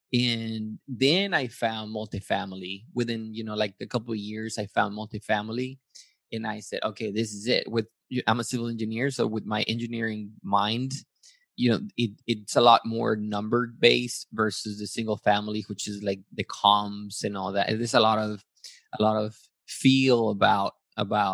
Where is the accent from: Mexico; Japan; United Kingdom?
Mexico; Matamoros, Tamaulipas; moved away as an adult; also born or lived in Yucatan, Mexico; now in San Antonio, United States; I'm originally from Yucatan in Mexico, grew up in Matamoros. I came to the U.S. for college